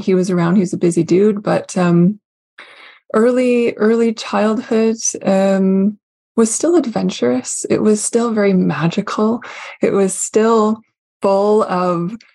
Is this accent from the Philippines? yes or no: no; Canada; also born or lived in Vancouver; I am Canadian through and through, with a lot of old country heritage. I still am in Canada